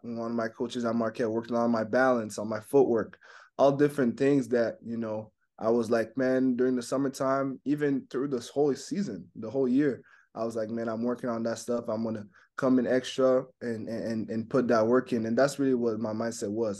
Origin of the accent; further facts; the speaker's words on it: Montreal, Quebec, Canada; first language French; English is a second language; moved away; So English is my second language. I mean, French is my first language. You know, grew up in Montreal.